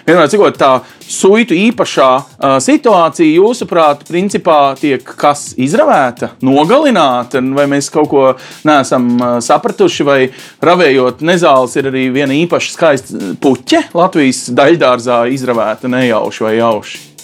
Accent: Riga, Latvia; es kā rīdzinieks

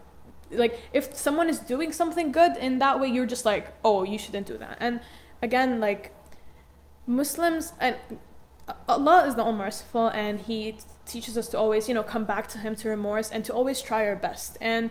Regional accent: Jordan; I came from Jordan, and also I know a lot about the Arab culture.

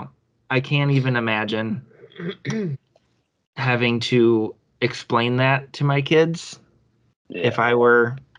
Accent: Milwaukee, Wisconsin, United States; also born or lived in Racine, Wisconsin; I grew up in Milwaukee till I was, like

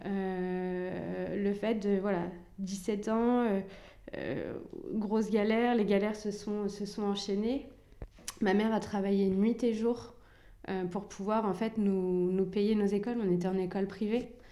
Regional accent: Rouen, Normandy, France; also born or lived in Algeria; j'ai grandi à Rouen, j'ai toujours vécu ici.

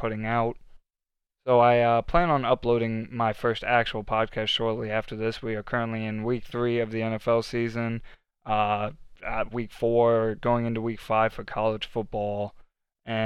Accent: Baltimore, Maryland, United States; I am from Baltimore, Maryland

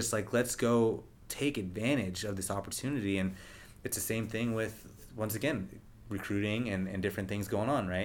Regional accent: Rockland, United States; moved away; also born or lived in Los Angeles; my hometown of Rockland

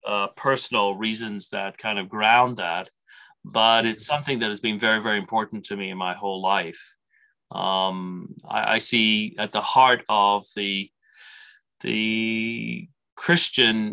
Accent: Canada; an Irish Canadian

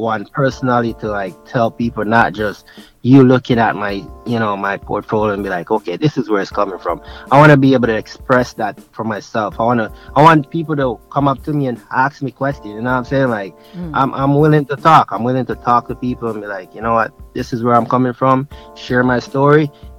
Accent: Jamaica; born there; I'm like, heck yeah, I'm African, but I was born in Jamaica

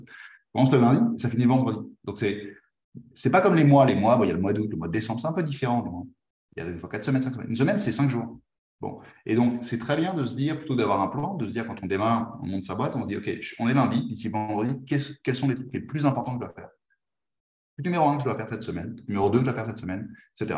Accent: France; moved away as an adult; now in Spain; je suis français, même si je suis espagnol d'adoption maintenant, j'habite en Espagne

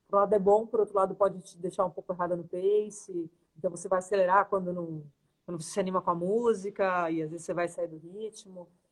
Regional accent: Santos, São Paulo, Brazil; now in São Paulo, Brazil; sou de Santos, mas eu moro em São Paulo

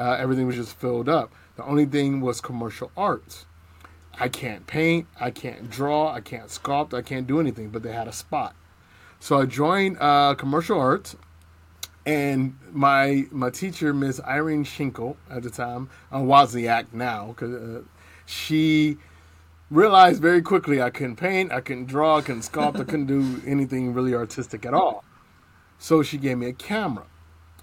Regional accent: Cleveland, Ohio, United States; moved away as an adult; also born or lived in Texas; I grew up in Cleveland, Cleveland, Ohio, by way of Texas

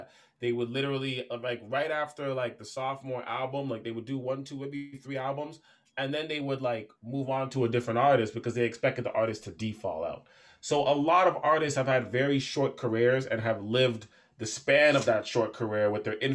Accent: Toronto, Ontario, Canada; I'm from Toronto

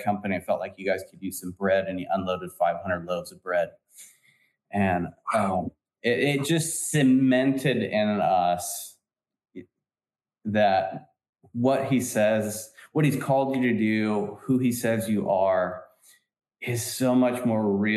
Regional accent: San Francisco Bay Area, California, United States; we're from San Francisco Bay Area

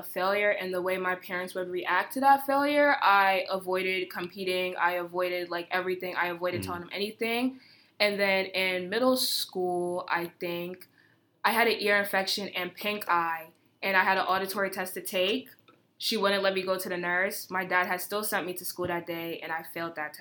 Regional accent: United States; born or raised there

